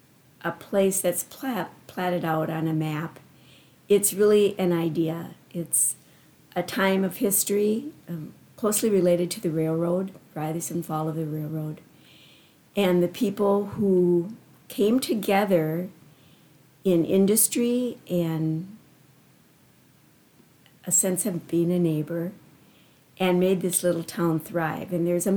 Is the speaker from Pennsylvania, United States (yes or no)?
no; Cedar, Minnesota, United States; I was born and raised in Cedar. And actually, I was born in the old Anoka Hospital, which is a little piece of history a lot of people don't even know existed before there was Mercy Hospital.